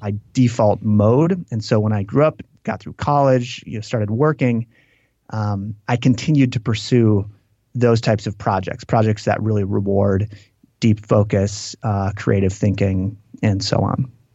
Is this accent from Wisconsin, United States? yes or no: yes; Green Lake, Wisconsin, United States; moved away; I grew up in this town called Green Lake, which is, uh, which is on a lake